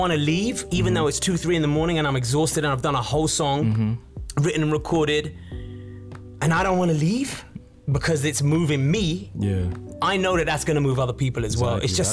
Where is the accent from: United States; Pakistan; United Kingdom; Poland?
United Kingdom; I'm actually a British-born Indian. So my parents are from India